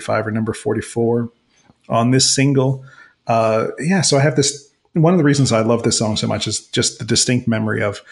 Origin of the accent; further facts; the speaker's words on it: Mississauga, Ontario, Canada; growing up in Streetsville, Mississauga